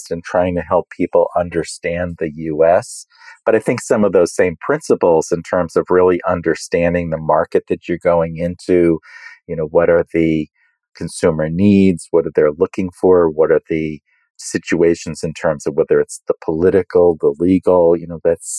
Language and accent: English; United States; being an American